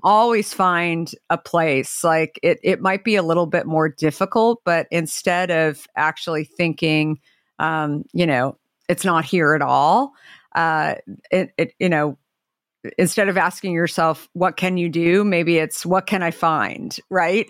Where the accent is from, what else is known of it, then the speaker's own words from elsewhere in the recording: Arizona, United States; now in Marin County, United States; growing up in Arizona